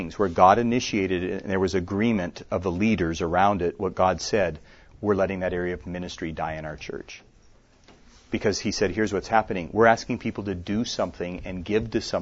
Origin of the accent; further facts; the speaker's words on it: Minnesota, United States; moved away; I was just in my home state of Minnesota a few weeks ago where I grew up. I live here, but that's where I grew up.